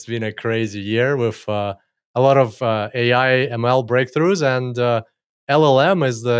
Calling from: Gold Coast, Queensland, Australia; Australia, Gold Coast, as usual for me these days.

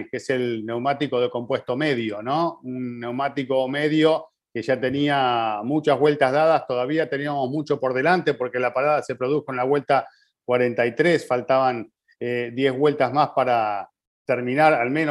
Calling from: Culiacán, Sinaloa, Mexico; Hola, ¿cómo están? … de Culiacán, Sinaloa, México.

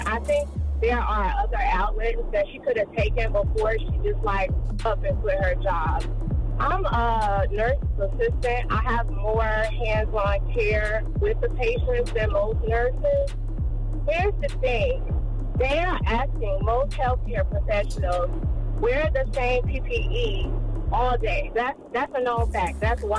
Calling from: Florida, United States; I'm calling from Florida.

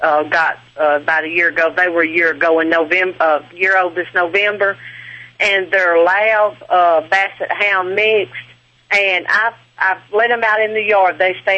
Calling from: Alabama, United States; I am calling from Alabama.

